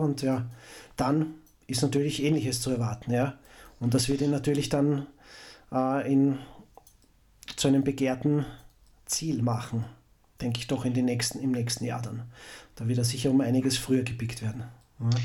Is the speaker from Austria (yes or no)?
yes; Austria; Als, als Österreicher